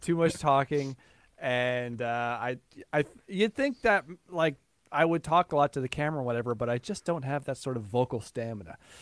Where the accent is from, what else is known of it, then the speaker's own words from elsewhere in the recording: Newfoundland and Labrador, Canada; I grew up in Newfoundland